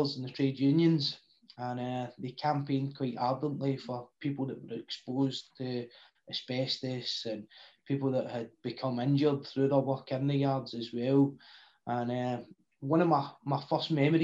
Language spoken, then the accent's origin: English; Clydebank, Scotland, United Kingdom; I grew up in a place in the outskirts of Glasgow, as you can tell by the accent, in a lovely town called Claybank